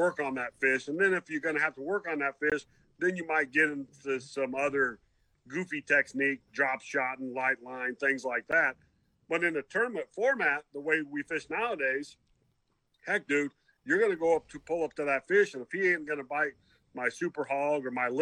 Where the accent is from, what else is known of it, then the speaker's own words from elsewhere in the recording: northern Michigan and northern Indiana, United States; I grew up north in Michigan and northern Indiana